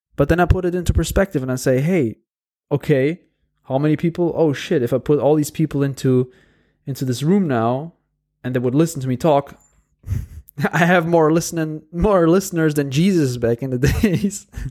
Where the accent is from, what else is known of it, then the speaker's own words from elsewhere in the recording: Porto, Norte, Portugal; moved away as an adult; I'm sitting right now here in Porto in my hometown